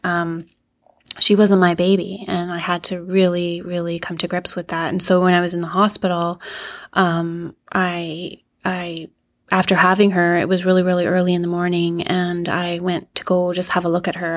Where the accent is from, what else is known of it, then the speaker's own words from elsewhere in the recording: Yellowknife, Northwest Territories, Canada; also born or lived in Northern Ontario; growing up in Yellowknife, um, once I actually ended up staying here